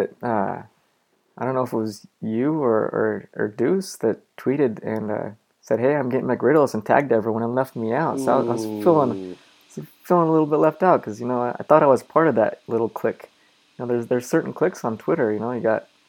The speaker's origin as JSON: {"language": "English", "town": "Green River", "region": "Utah", "country": "United States", "tie": "born or raised there", "also_born_or_lived": "Bakersfield, California", "moved": "yes", "lives_now": "Pittsburgh, United States", "said": "I grew up in Green River, Utah, which is a tiny, small town"}